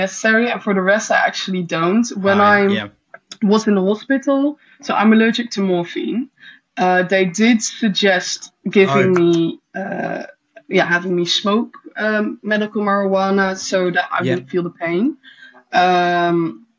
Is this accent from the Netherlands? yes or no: yes; Netherlands; I grew up in the Netherlands mainly